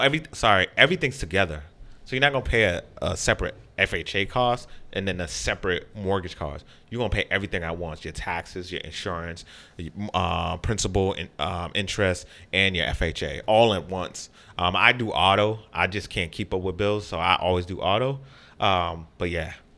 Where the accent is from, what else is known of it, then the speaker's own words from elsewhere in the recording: Boston, Massachusetts, United States; I grew up in Phil's Corner